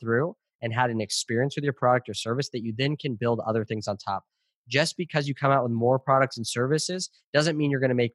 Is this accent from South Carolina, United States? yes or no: no; California, United States; I was born in California